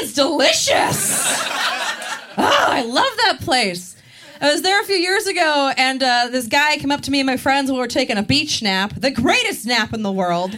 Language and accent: English; Maryland, United States; I am from Maryland, and I'm really proud of being from there